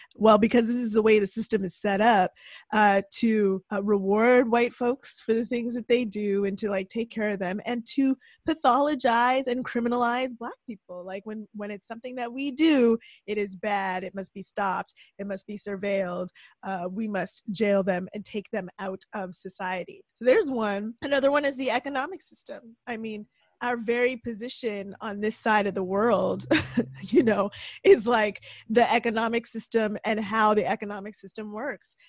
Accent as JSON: {"language": "English", "town": "Toronto", "region": "Ontario", "country": "Canada", "tie": "born or raised there", "said": "I grew up in Toronto"}